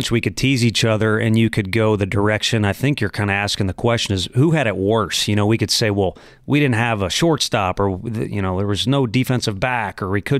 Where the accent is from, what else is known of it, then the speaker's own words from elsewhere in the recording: St. Louis, Missouri, United States; My dad's from Chicago. Um, of course, I'm from St. Louis. You have to respect the Cardinals, especially when you grow up and Whitey Herzog has his